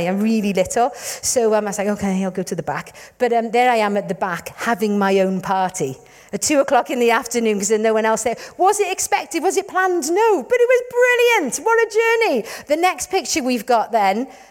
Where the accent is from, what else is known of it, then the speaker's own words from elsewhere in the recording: Wales, United Kingdom; we're from Wales